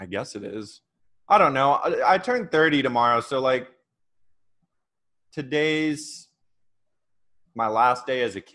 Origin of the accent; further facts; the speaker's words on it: Oregon, United States; I grew up in Oregon. So out in the country, I lived up in a small town outside of Portland.